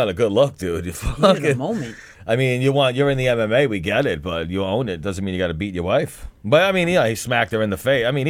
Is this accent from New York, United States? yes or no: yes; New York City, New York, United States; I'm from Brooklyn.